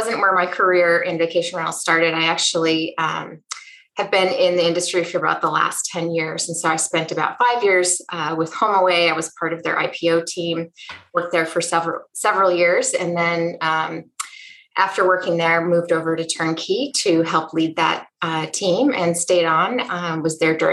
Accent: Wisconsin, United States; I grew up in Wisconsin in a home with two working parents

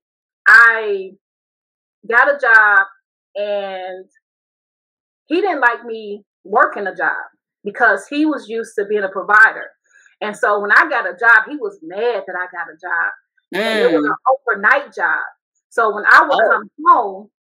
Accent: Chicago, Illinois, United States; moved away as an adult; also born or lived in Seattle, Washington; I got married at a very young age, and I'm from Chicago

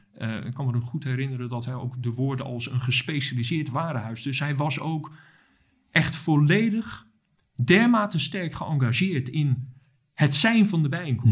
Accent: Rotterdam, South Holland, Netherlands; ik ben geboren en getogen in Rotterdam

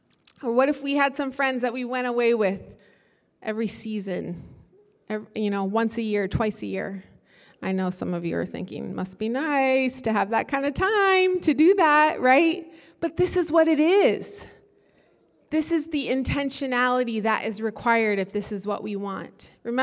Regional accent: Kenya; I grew up in Kenya, and everybody there that I lived around spent their whole day with their front door wide open.

